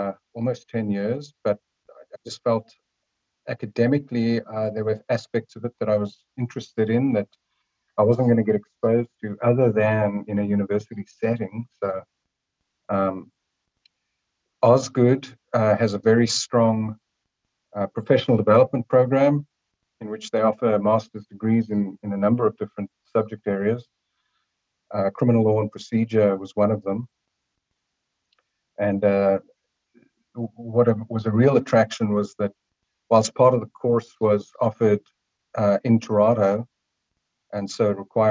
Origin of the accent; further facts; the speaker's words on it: Cape Town, Western Cape, South Africa; moved away as an adult; also born or lived in Canada; now in Vancouver, Canada; I am from beautiful Cape Town, South Africa. Came to Canada in 1987, but I've obviously still got the accent